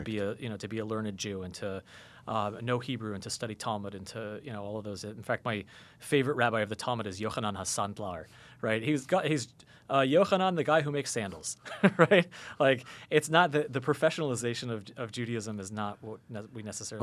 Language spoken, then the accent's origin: English; United States; the evangelicals that I grew up with in America